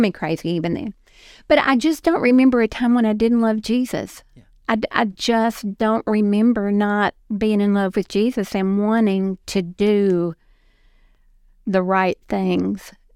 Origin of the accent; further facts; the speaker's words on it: Dixon, Tennessee, United States; also born or lived in Florida; I was born and raised in Dixon, right off of Highway forty-eight